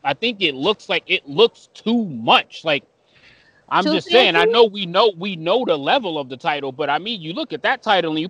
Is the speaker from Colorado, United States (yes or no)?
no; New York, United States; I'm from New York.